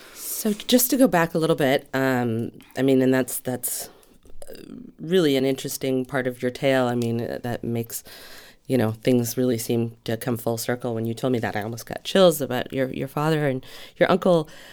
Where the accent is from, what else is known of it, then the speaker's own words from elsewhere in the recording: Santa Barbara, California, United States; I grew up in Santa Barbara